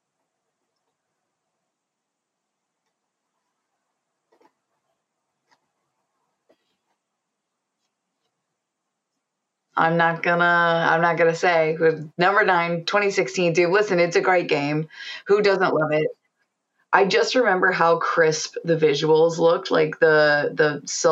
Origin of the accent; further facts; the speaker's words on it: United States; I'm from the States, so we say Call of Duty.